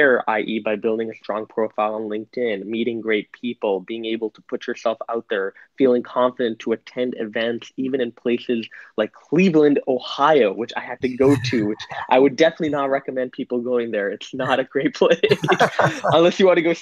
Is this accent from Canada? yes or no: yes; Canada; moved away as an adult; now in New York City, United States; I'm Canadian. I live in New York City, though, for the last year.